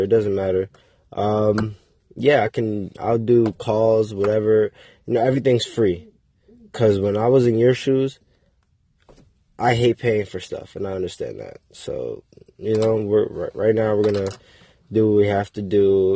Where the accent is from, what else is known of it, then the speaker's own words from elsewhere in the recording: Waterbury, Connecticut, United States; also born or lived in South Carolina; So I'm from Connecticut. I'm from Waterbury, Connecticut, to be exact. Uh, it's from the, I'm from the hood.